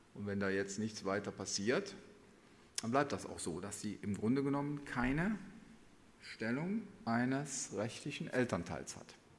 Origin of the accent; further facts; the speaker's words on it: Germany; bei uns in Deutschland